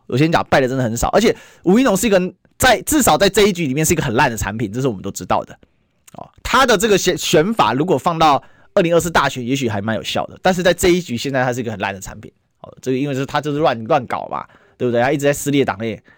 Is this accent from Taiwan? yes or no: yes; Taiwan; 身为一个台湾人